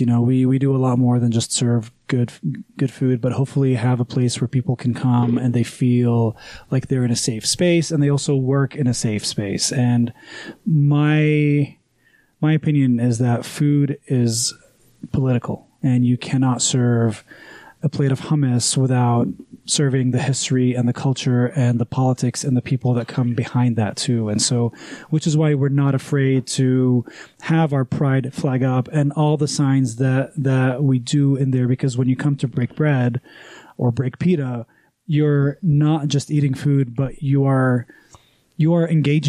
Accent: Houston, Texas, United States; born there; I was born in Houston. Yeah, my mom was here because her brother, two of her sisters, and her parents were in Houston. And so she had me there.

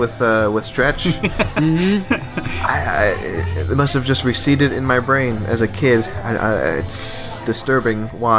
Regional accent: Texas, United States; I'm from Texas

